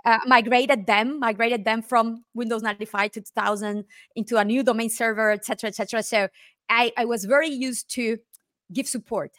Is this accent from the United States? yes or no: no; Nicaragua; moved away as an adult; now in Spain; I am originally from Nicaragua, and I moved to Spain in two thousand six.